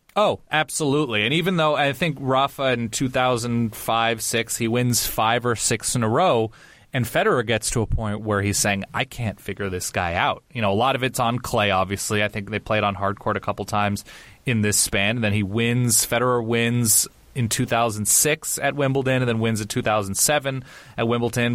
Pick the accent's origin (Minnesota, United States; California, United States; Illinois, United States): California, United States; I grew up on the West Coast. I grew up in California.